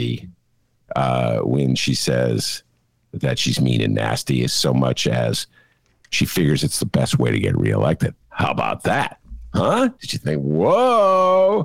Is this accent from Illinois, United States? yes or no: yes; Chicago, Illinois, United States; I'm a Chicagoan